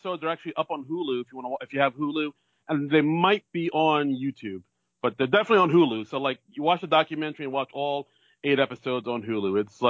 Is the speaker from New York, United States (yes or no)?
yes; New York City, New York, United States; now in New Jersey, United States; I'm a comedian from New York City. I live in New Jersey now with my wife